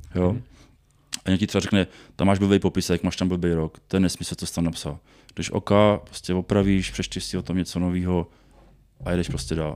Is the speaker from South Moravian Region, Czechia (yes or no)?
yes; Brno, South Moravian Region, Czechia; Já jsem teda z, z Brna